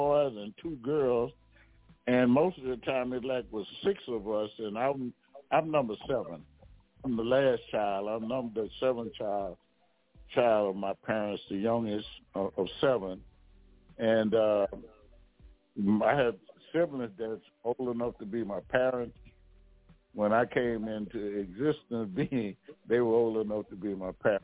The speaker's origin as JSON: {"language": "English", "town": "Baton Rouge", "region": "Louisiana", "country": "United States", "tie": "born or raised there", "also_born_or_lived": "New York", "said": "I grew up in the urban area near downtown Baton Rouge"}